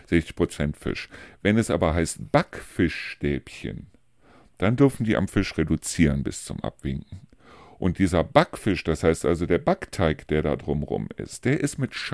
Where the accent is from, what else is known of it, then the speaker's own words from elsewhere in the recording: Neuss, North Rhine-Westphalia, Germany; da gibt es also eine Stelle in Neus-Reuschenberg, wo ich herkomme, wo also so ein kleiner Wasserfall irgendwie runterführt